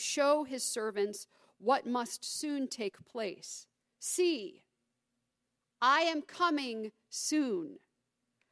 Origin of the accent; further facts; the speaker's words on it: United States; also born or lived in Gainesville, Georgia / Highland, Indiana; obviously I'm American, but the Queen even influenced my own American family